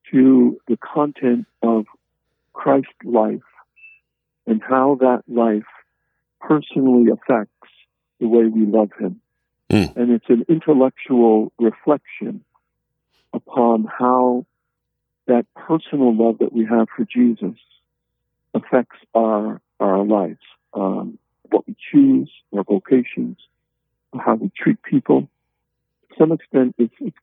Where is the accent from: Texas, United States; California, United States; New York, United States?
New York, United States; moved away as an adult; also born or lived in Connecticut; I'm originally from New York